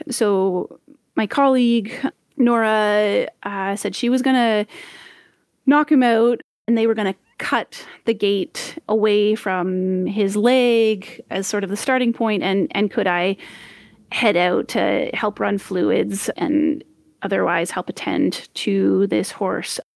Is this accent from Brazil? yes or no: no; Ontario, Canada; moved away as an adult; also born or lived in Grenada / Saskatchewan; I'm from Ontario originally